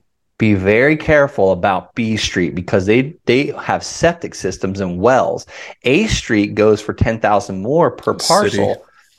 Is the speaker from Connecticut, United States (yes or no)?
no; California, United States; I'm from California.